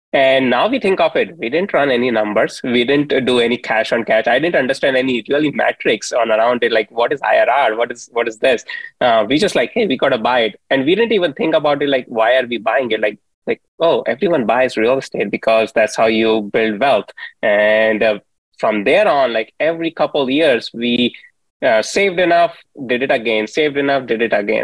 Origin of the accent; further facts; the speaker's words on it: India; moved away; I grew up in India